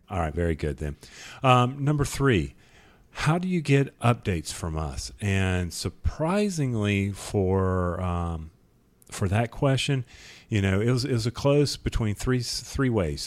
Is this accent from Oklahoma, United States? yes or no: no; North Carolina, United States; I'm from North Carolina.